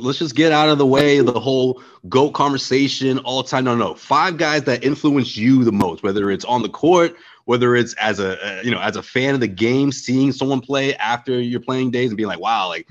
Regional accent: Boston, Massachusetts, United States; growing up in Boston

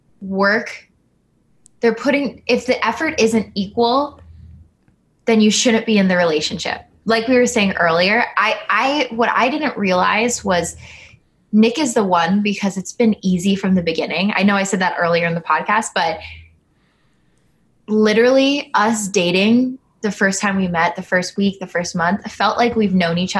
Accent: Philippines; I'm Filipino. I have short, stubby lashes.

